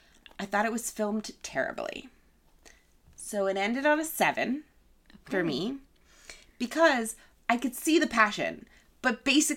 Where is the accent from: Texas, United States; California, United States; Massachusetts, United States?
Massachusetts, United States; I grew up in Massachusetts.